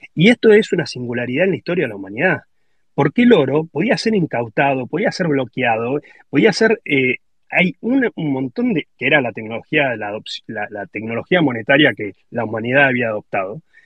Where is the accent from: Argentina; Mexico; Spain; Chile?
Argentina; que si somos argentinos lo entendemos